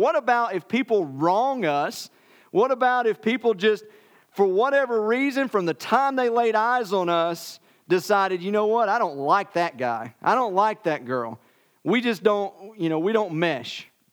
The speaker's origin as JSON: {"language": "English", "region": "Tennessee", "country": "United States", "said": "I'm from Tennessee."}